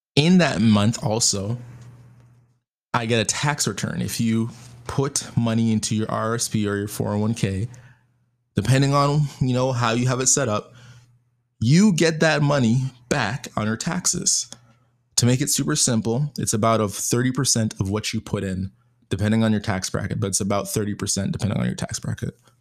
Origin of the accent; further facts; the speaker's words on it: Canada; being Canadian